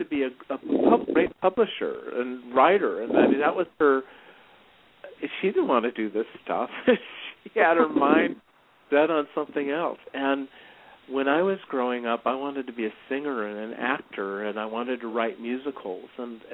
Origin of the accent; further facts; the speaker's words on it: Chicago, Illinois, United States; I was born in Chicago